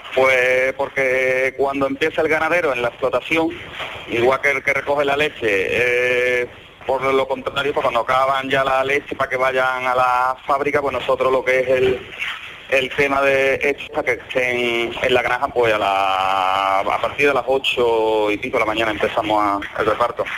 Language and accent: Spanish; Campillo, Spain; moved away as an adult; also born or lived in Scotland / northern Spain; yo soy de Campillo